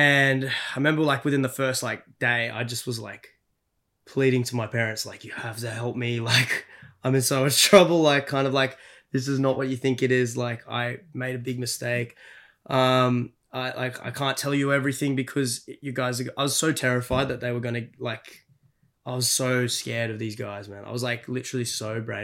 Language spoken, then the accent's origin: English; Brisbane, Queensland, Australia; moved away as an adult; also born or lived in United States; we left Brisbane, my hometown